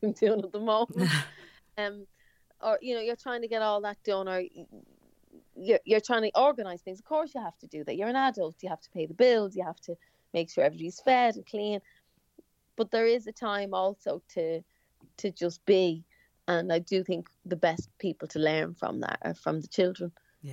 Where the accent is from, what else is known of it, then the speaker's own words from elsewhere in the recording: Ireland; first language English; we're Irish, but I actually I don't speak Irish